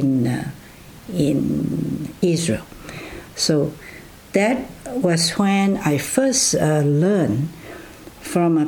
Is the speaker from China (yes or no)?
yes; China; also born or lived in Loma Linda, United States / Vancouver, Canada; now in Canada; If you are asking me where I was born, then it was in China